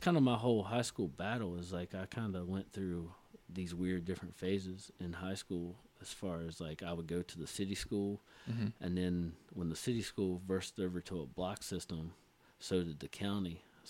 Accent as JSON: {"language": "English", "region": "the South", "country": "United States", "said": "Hung out with the Mexicans. Hung out with the blacks. I'm from the South, so that's what they say."}